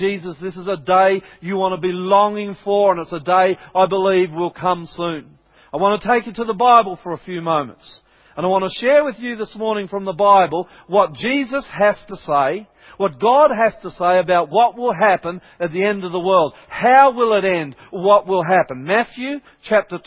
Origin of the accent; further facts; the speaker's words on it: Brisbane, Queensland, Australia; moved away; I'm a Queenslander, I'm originally from Brisbane